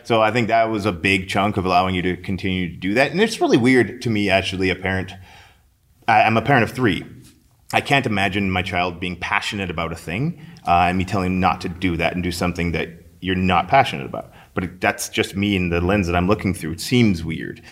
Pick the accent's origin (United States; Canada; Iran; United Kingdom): Canada; St. Albert, Alberta; I grew up in Saint Albert